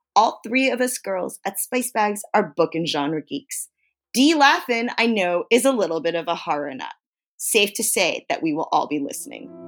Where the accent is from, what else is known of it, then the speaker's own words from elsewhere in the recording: East Coast, United States; I come from a Chinese-American tradition, but because I come from the East Coast, I also come from a Jewish tradition